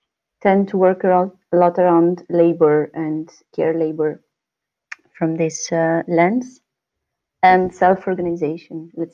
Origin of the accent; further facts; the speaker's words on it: Crete, Greece; also born or lived in Athens, Greece; now in Amsterdam, Netherlands; But I grew up in Crete, and I lived for a long time in Athens